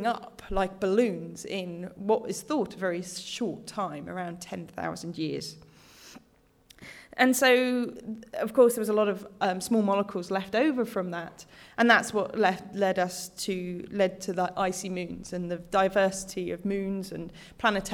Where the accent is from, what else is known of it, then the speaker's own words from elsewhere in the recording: United Kingdom; now in Australia; I'm British originally